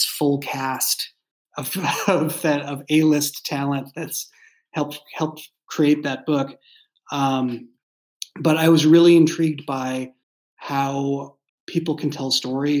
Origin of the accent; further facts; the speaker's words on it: Boston, Massachusetts, United States; moved away as an adult; now in San Francisco Bay Area, United States; I grew up in Boston, and so I grew up in a walking city